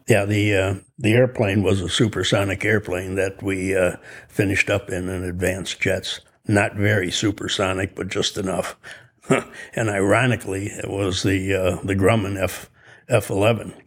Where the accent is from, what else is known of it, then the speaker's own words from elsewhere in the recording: Chicago, Illinois, United States; also born or lived in Skokie, Illinois; I was born in Chicago. In sixth grade, we moved to Skokie, Illinois